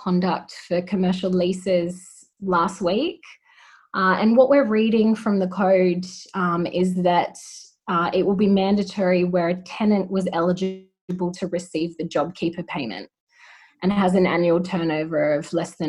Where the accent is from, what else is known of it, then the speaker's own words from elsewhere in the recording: New South Wales, Australia; I'm from New South Wales myself